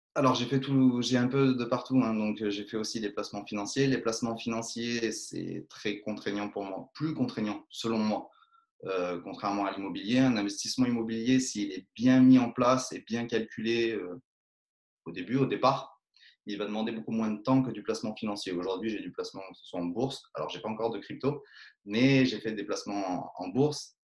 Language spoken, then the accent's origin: French; Drôme, near Romans, Valence, Auvergne-Rhône-Alpes, France; je suis originaire de la Drôme, en Rhône-Alpes, proche de Romans, Valence